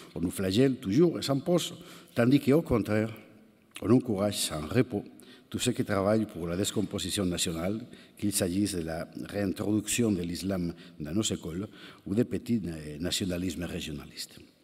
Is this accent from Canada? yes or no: no; Spain; French is a second language; chez nous, en Espagne